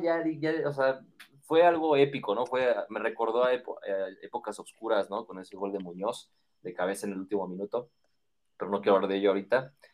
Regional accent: Mexico

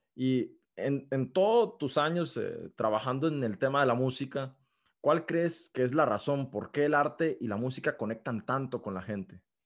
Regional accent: Costa Rica; aquí en Costa Rica, en mi país

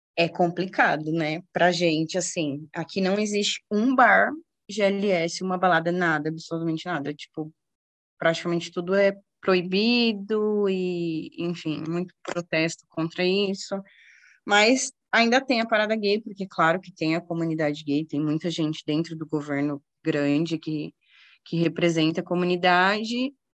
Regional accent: Guarulhos, São Paulo, Brazil; moved away as an adult; also born or lived in Orlando, Florida; now in Bermuda; eu sou de Guarulhos

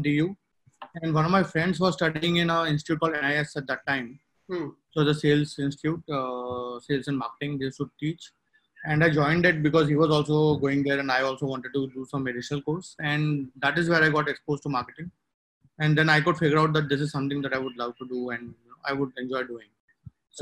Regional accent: Delhi, India; also born or lived in Andhra Pradesh; I grew up in Delhi in a government colony where there were a lot of parks.

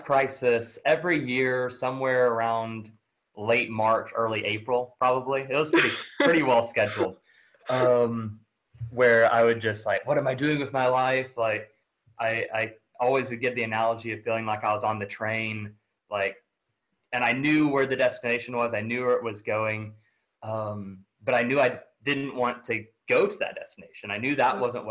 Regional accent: near Tyler, East Texas, United States; moved away; grew up in relatively small town in East Texas, right outside of Tyler

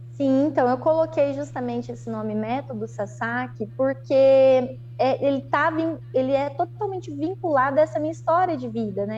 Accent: Londrina, Paraná, Brazil; moved away as an adult; now in Astorga, Brazil; vim para Astorga, que eu sou de Londrina, então, aqui no Paraná

